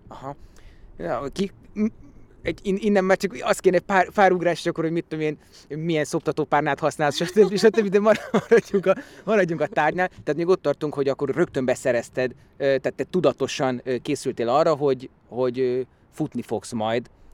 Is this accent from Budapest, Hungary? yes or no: yes; Budapest, Hungary; én itt nőttem föl, itt voltam gyerek a Tabánban